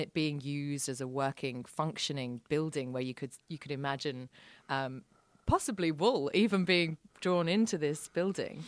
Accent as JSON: {"language": "English", "region": "around London", "country": "United Kingdom", "tie": "born or raised there", "moved": "yes", "lives_now": "Sydney, Australia", "said": "I grew up around London"}